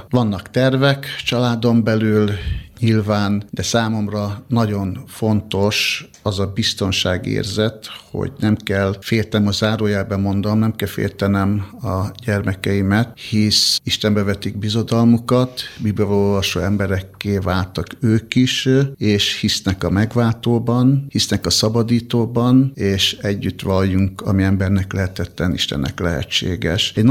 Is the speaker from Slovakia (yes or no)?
no; Budapest, Hungary; also born or lived in Borsod-Abaúj-Zemplén; én egy borsodi születésű ember vagyok, borsodban születtem, pontosabban Nozdon, kisgyerekkorom óta felköltöztünk Budapestre